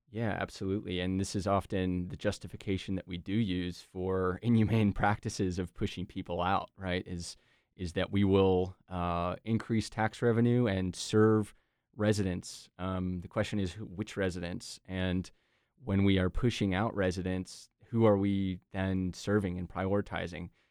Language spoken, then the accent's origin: English; Durham, North Carolina, United States; I was born and raised in Durham